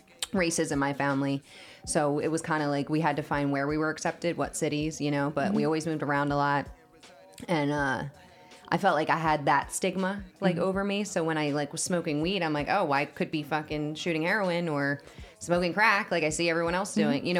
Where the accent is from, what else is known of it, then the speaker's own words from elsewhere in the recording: New Jersey, United States; I'm from Jersey